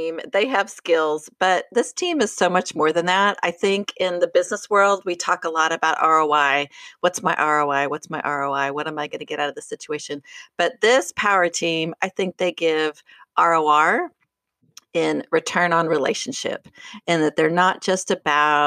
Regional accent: Boulder, Colorado, United States; I'm from Boulder

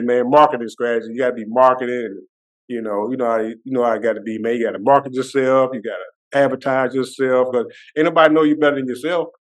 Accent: Mullins, South Carolina, United States; my hometown of Mullins

